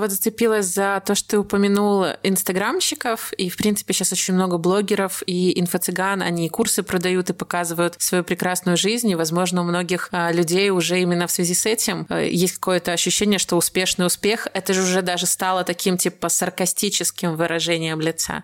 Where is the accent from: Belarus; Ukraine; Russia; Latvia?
Belarus; Я просто из Беларуси, я не из России